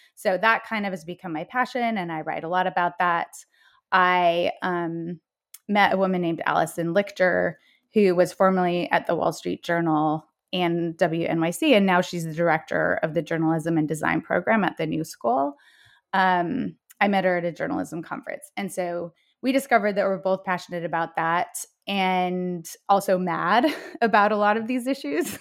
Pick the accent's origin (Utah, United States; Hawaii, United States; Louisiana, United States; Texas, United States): Utah, United States; Salt Lake City; moved away as an adult; also born or lived in Bay Area; now in New York City, United States; I was raised in Salt Lake City, Utah, as the oldest of four daughters